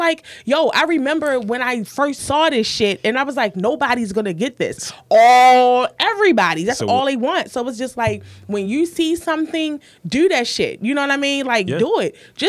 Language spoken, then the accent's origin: English; Baltimore, Maryland, United States; I'm from Baltimore. I'm not fucking basic.